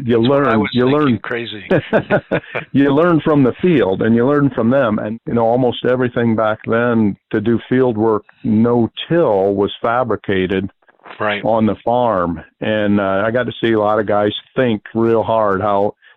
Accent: Northwest Ohio, United States; I'm actually living right now 2 miles from where I grew up, Northwest Ohio

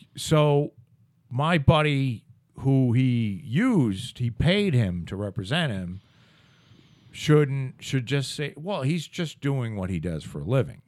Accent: Plymouth, Massachusetts, United States; from Brockton to here was, that definitely is a move up

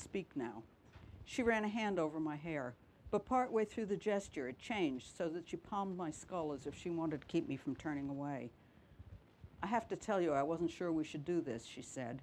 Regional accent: New York City, New York, United States; also born or lived in Minnesota; now in Cornwall, United Kingdom; I'm originally from New York City.

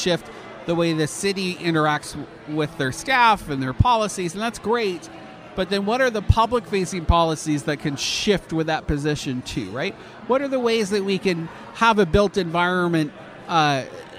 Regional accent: Canada; moved away; as a Canadian

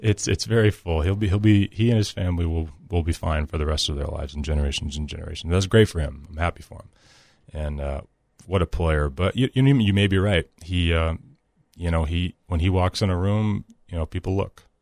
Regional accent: Nashville, Tennessee, United States; I'm from Nashville.

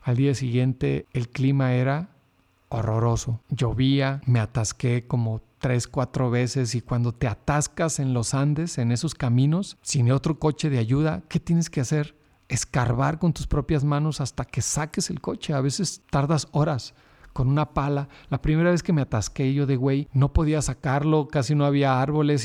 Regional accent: Sonora, Mexico; yo salí de Sonora por el lado del Pacífico

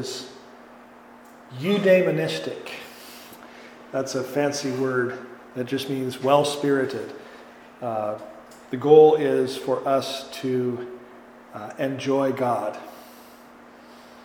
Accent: Green Bay, Wisconsin, United States; now in Chicago, United States; I'm from Wisconsin originally, and Green Bay

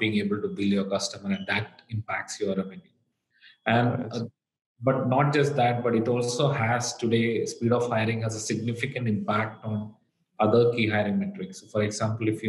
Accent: Kerala, India; moved away as an adult; now in United States; I actually grew up in a very small town in the southern part of India. It's in a state called Kerala

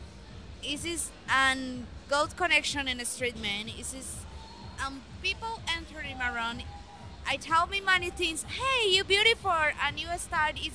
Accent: Colombia; English is a second language; also born or lived in Armenia, Quindío; I'm from Colombia. And live in Armenia, Quindío.

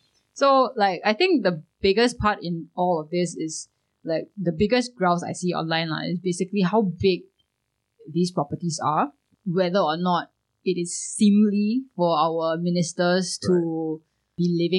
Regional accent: Singapore; I'm Singaporean

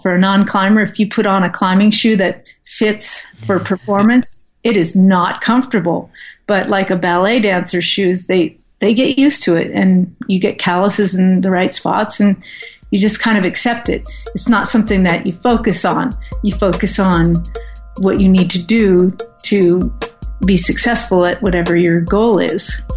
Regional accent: Southern California, United States; moved away as an adult; also born or lived in upstate New York; I grew up in Southern California, and I decided to move to upstate New York to finish my college education

